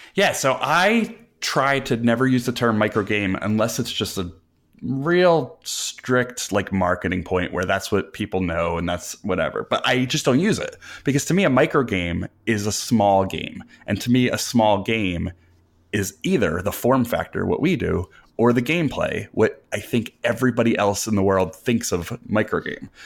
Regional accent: New Jersey, United States; I'm from New Jersey. I've grown up, I've lived here all my life

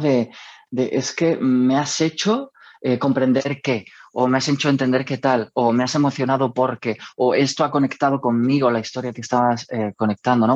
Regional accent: Almería, Andalusia, Spain; moved away as an adult; also born or lived in Madrid; Almería, en mi ciudad natal

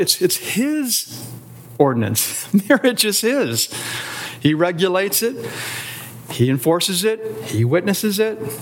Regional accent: Canton, Ohio, United States; I grew up in Canton

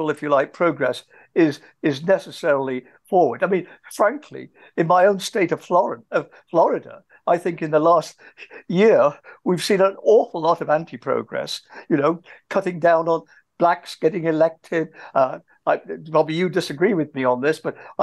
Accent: England, United Kingdom; moved away as an adult; I grew up in England.

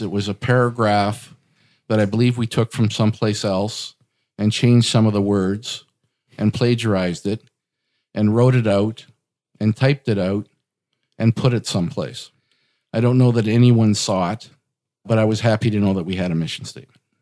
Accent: Portage la Prairie, Manitoba, Canada; now in Winnipeg, Canada; I got into real estate growing up in Portage La Prairie, which is about an hour west of Winnipeg.

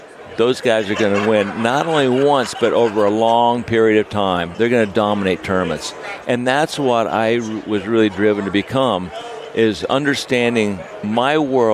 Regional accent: Aspen, Colorado, United States; also born or lived in Laramie, Wyoming; I was born in Laramie, Wyoming. And when my dad was in the lumber business. And when I was seven, we moved to Aspen, Colorado

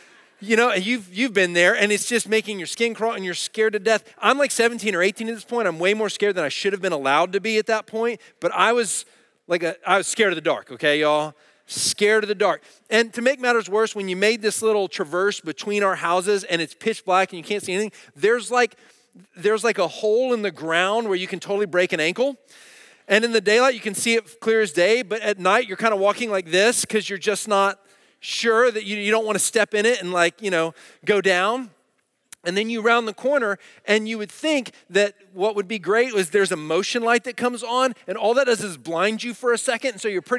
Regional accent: Dallas, Texas, United States; And where I grew up in Dallas, we had alleys.

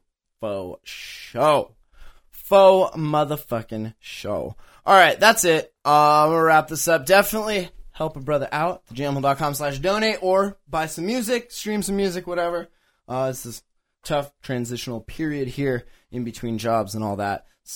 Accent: Canada; when I travel abroad, I have to tell people I'm motherfucking Canadian.

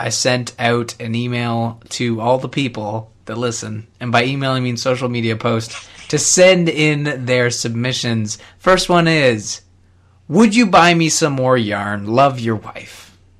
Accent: Canada; I am Canadian

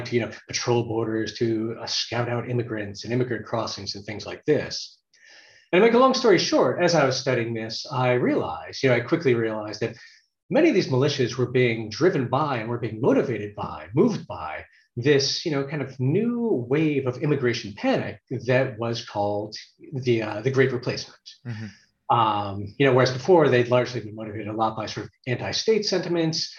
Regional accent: United States; also born or lived in Virginia / Berkeley, California; I was raised in the States

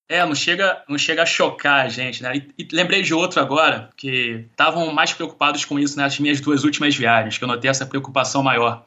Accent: Rio de Janeiro, Brazil; eu, como carioca

